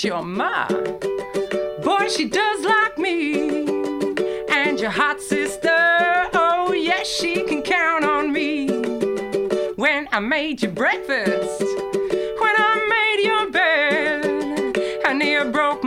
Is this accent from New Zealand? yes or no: yes; New Zealand; moved away as an adult; now in Melbourne, Australia; I'm a Kiwi